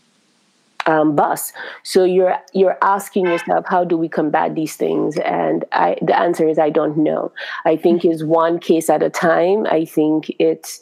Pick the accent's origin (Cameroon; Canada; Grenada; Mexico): Grenada; now in United States; I'm from Grenada